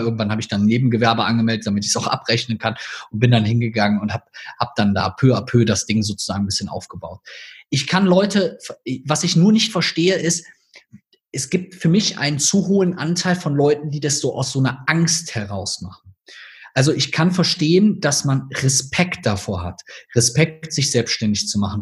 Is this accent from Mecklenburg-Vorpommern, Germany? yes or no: no; North Rhine-Westphalia, Germany; accent: Rhineland (half Cologne); Ich sage das mal in meinem Akzent vielleicht hier so aus dem Rheinland